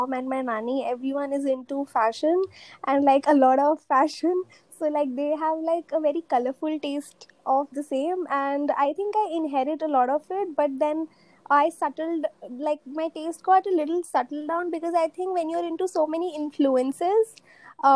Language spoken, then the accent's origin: English; Delhi, India; I'm from Delhi